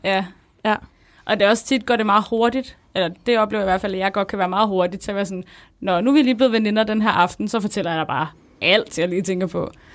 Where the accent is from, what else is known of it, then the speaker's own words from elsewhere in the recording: Copenhagen, Capital Region of Denmark, Denmark; moved away as an adult; also born or lived in Smørum; now in Odense, Denmark; jeg er født og opvokset på Nørrebro, men så flyttede vi til Smørum, som er sådan en provinsby